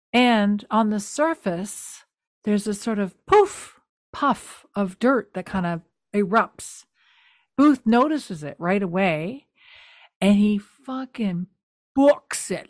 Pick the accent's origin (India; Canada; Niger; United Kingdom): Canada; New Brunswick; I'm from New Brunswick